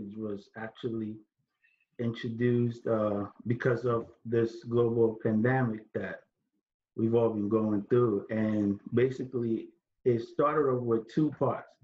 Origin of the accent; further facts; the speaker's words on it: Ghana; now in New Jersey, United States; I'm originally from Ghana, West Africa.